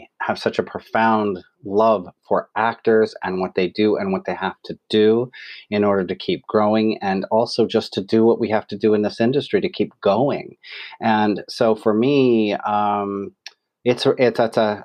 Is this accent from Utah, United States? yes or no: yes; West Jordan, Utah, United States; I grew up in West Jordan, Utah